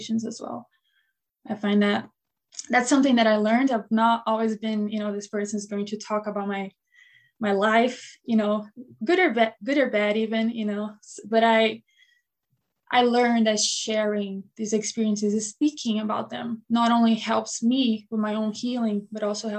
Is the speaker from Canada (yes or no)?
no; Brazil; now in Buffalo, United States; I was born and raised in Brazil